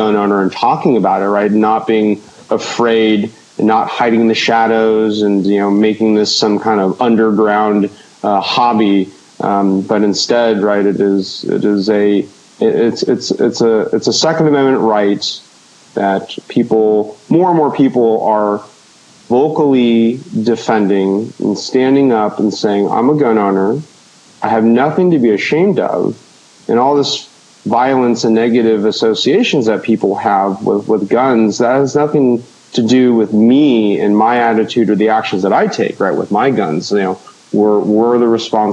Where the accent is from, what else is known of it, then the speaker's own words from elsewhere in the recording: Orange County, California, United States; I grew up in Orange County, so down at On Target in Laguna Niguel